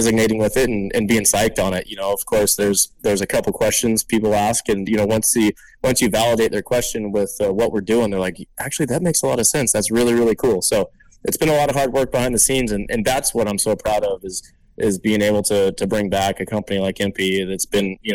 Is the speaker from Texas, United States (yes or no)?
no; Southern California, United States; I'm from SoCal